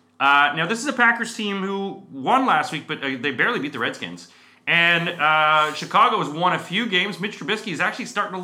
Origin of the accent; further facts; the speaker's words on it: Canada; moved away as an adult; now in United Kingdom; I'm heading back to Canada as well. So because we're both Canadian.